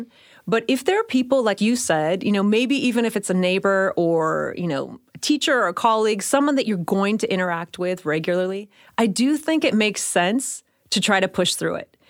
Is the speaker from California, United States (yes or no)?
yes; Bay Area, California, United States; I grew up in the Bay Area